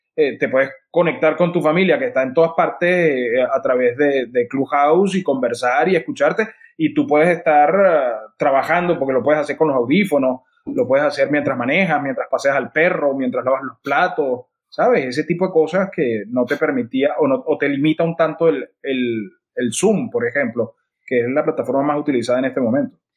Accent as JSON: {"language": "Spanish", "country": "Venezuela", "said": "yo crecí viendo esto, mm, eh, nací en esto"}